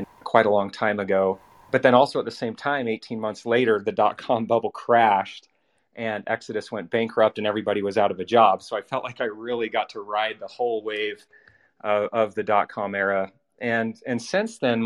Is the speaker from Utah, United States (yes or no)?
yes; Orem, Utah, United States; So I'm from Utah. I grew up in a little town called Orem.